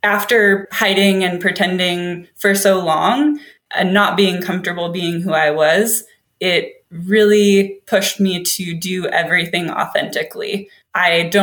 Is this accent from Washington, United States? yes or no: yes; Seattle, Washington, United States; also born or lived in Sydney, Australia; I am from Seattle, Washington. I grew up in a small town outside of the city, but I was born at home, actually.